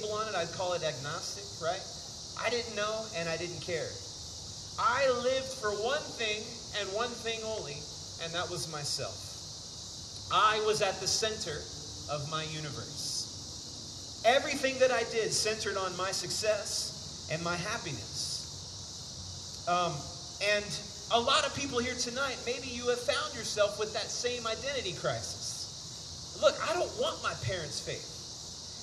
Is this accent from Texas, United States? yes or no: yes; Houston, Texas, United States; moved away as an adult; I'm originally from Houston, Texas. Grew up in the big city.